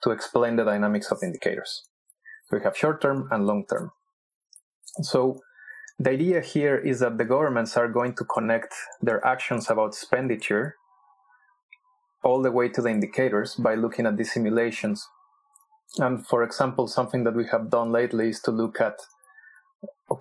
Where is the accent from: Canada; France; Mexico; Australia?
Mexico; I'm also from Mexico